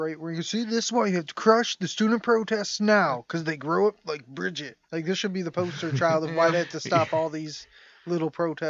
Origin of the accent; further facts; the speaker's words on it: United States; I get to hate him because I'm American.